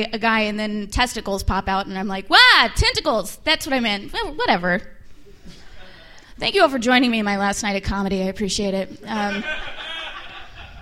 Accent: Oklahoma, United States; moved away; I'm from Oklahoma originally, so I grew up racist and small-minded

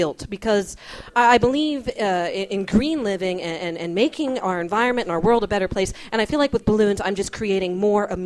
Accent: Newport News, Virginia, United States; moved away; In my hometown of Newport News, Virginia.

